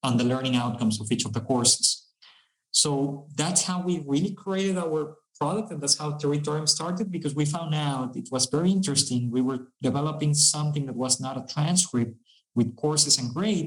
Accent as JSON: {"language": "English", "country": "Mexico", "said": "We are from Mexico"}